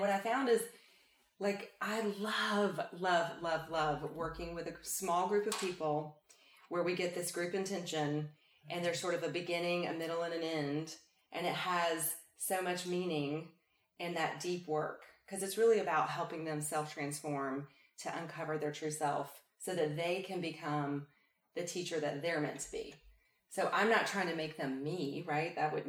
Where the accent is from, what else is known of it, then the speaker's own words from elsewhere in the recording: the South, United States; I grew up in the South.